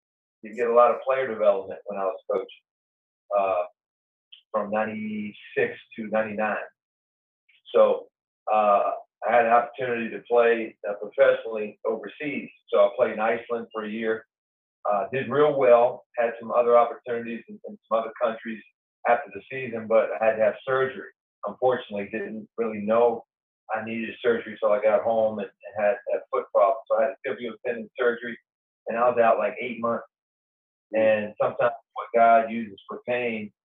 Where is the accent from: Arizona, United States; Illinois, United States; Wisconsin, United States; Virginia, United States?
Virginia, United States; Hampton; moved away as an adult; also born or lived in Pittsburgh / Wilmington, North Carolina; now in Arkansas, United States; I grew up in Hampton, Virginia